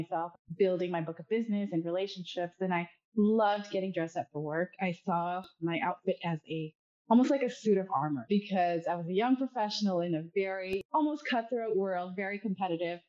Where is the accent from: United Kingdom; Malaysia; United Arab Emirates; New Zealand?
United Arab Emirates; Dubai; moved away as an adult; now in California, United States; I was born and raised in Dubai, and I moved to the U.S. play college tennis a few-ish years ago.